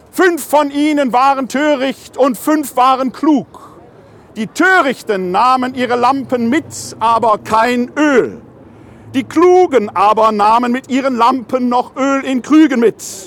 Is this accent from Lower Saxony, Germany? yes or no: no; Ruhr area, North Rhine-Westphalia, Germany; aus meiner Heimat im Ruhrgebiet